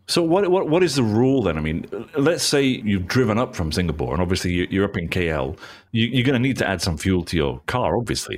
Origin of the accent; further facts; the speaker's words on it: United Kingdom; now in Malaysia; my hometown in the town centre is all cobbles